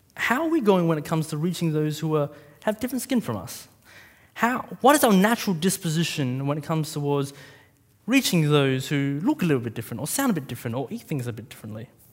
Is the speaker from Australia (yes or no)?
yes; Australia; a Vietnamese kid growing up in Australia